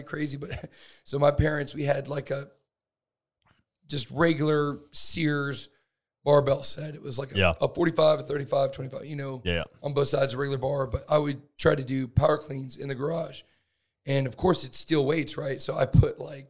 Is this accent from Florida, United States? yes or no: yes; Northwest Florida, United States; I'm from Northwest Florida, the Panhandle